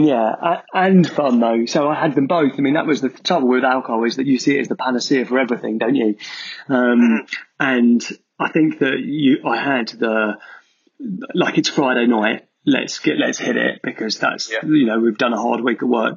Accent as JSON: {"language": "English", "area": "Essex", "region": "East of England", "country": "United Kingdom", "tie": "born or raised there", "also_born_or_lived": "Manchester", "moved": "as an adult", "said": "I grew up in Essex"}